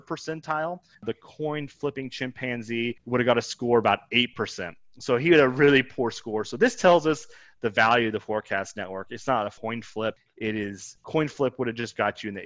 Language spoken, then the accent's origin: English; Kansas, United States; I grew up in Kansas